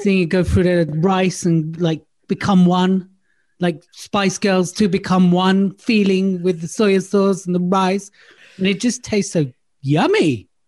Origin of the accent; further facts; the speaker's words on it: London, United Kingdom; moved away as an adult; also born or lived in Surrey; now in Devon, United Kingdom; I lived in London most of my life. I was born in London. I've lived all over London. I'm a North London boy